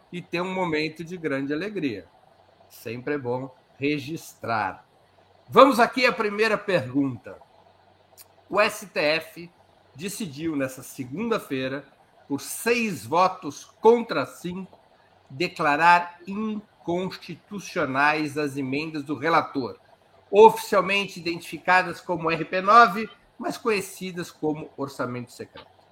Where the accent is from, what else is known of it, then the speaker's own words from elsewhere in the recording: Brazil; como bons brasileiros